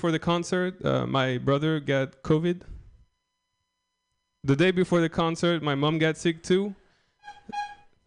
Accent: France; English is a second language; moved away as an adult; also born or lived in Philadelphia; I'm just French. I'm from a small village in France

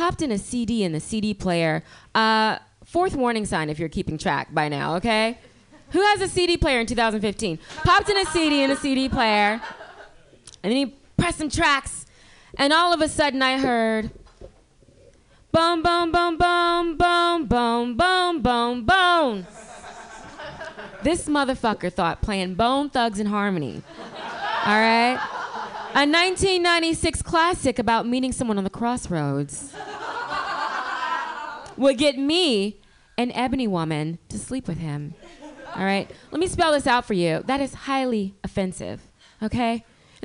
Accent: Louisiana, United States; now in San Francisco Bay Area, United States; I'm from Louisiana, and I went back home for the holidays

